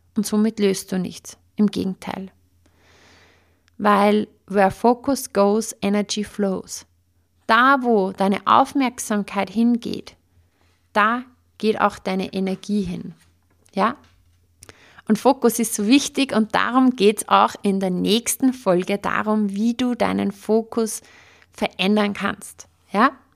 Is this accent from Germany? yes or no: no; Upper Austria, Austria; bei uns in Oberösterreich sagt man Watschen